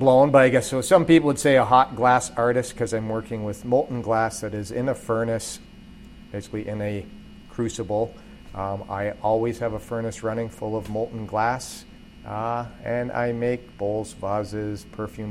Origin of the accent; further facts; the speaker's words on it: Burlington, Ontario, Canada; I grew up in Burlington, but all my family going back, I think about five generations, something like that, is from the Burlington-Hamilton area.